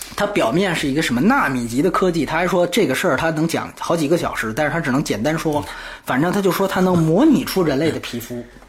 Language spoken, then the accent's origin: Chinese; China